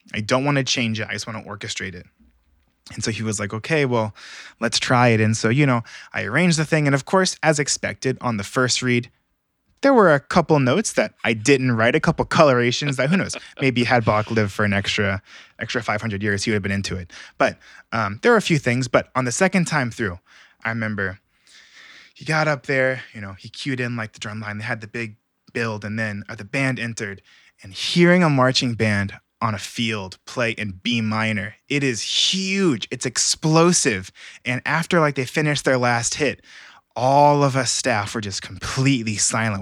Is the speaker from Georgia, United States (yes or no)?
yes; Alpharetta, Georgia, United States; also born or lived in California; I was born and raised here in Georgia, in, um, Alpharetta, Georgia, actually, so it's like forty-five minutes north of Atlanta.